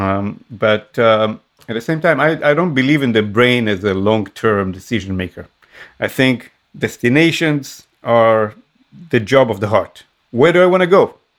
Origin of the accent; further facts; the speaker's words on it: Israel; moved away; growing up in Israel, you always feel, especially when you're I guess when your uh, origins are from an Arabic um, world, like the in my case Yemenite Jewish